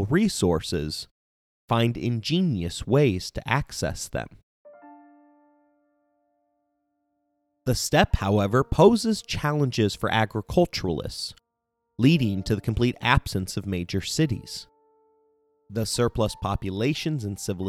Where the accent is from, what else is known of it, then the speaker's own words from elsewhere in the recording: Indiana, United States; my home state of Indiana